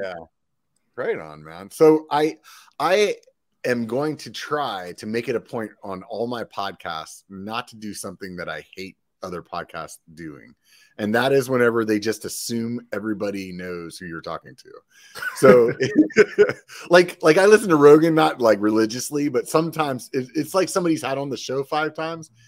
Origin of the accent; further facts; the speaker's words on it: Pennsylvania, United States; now in Sacramento, United States; I'm from Pennsylvania originally